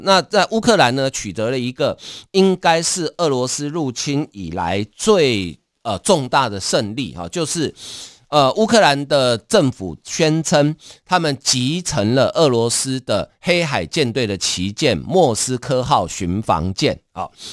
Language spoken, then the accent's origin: Chinese; Taiwan; 我们台湾人对北欧了解真的不多啊